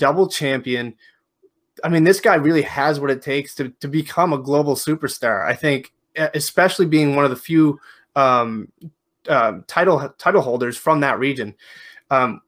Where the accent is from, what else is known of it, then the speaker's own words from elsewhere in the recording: Canada; Being Canadian